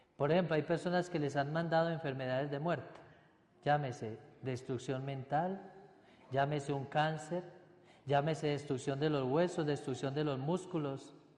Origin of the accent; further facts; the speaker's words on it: Paisa, Antioquia, Colombia; soy paisa y hablo mucho